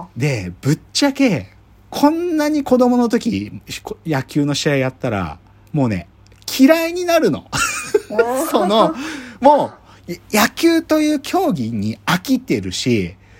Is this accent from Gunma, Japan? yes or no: yes; Maebashi, Gunma, Japan; 群馬県前橋出身ですけど